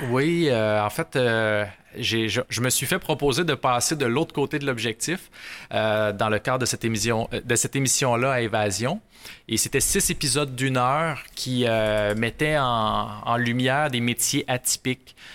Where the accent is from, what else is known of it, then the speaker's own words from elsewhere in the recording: Rouyn-Noranda, Quebec, Canada; Je suis natif de, de Rouen-Oranda.